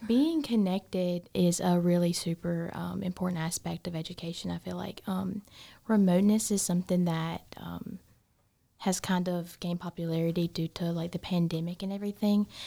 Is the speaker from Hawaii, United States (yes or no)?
no; Gaffney, South Carolina, United States; I am from Gaffney, South Carolina, um, not too far from here